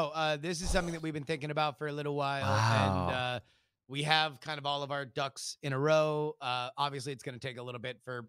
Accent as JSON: {"language": "English", "region": "Florida", "country": "United States", "also_born_or_lived": "Texas", "said": "I just want everybody to remember that I was born in Texas and I'm from Florida."}